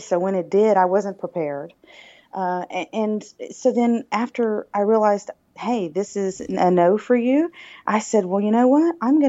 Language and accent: English; the South, United States; accent: Southern drawl; I'm from the South, if you cannot tell. With my